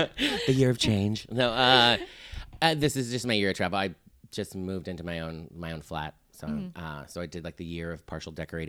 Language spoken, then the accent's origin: English; Southern California, United States; moved away as an adult; now in San Francisco Bay Area, United States; Originally from Southern California.